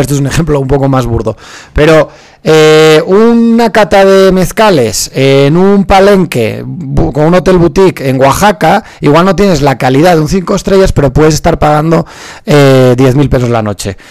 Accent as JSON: {"language": "Spanish", "country": "Spain", "said": "soy español y en España nos costaba aprender inglés"}